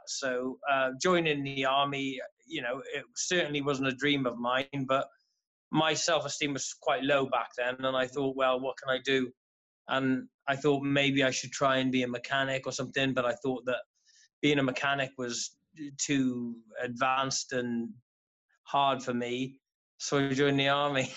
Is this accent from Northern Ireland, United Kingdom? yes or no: no; Haverfordwest, Wales, United Kingdom; I'm from Haverford West in uh, Pembrokeshire in southwest Wales